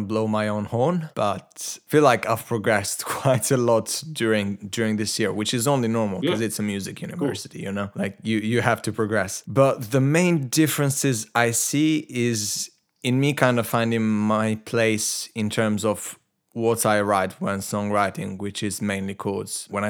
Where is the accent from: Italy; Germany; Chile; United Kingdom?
Italy; English is a second language; Obviously, I'm Italian/Albanian. Mm-hmm. Like, my parents are from Albania, and I was born and raised in Italy, so my personality is very complicated.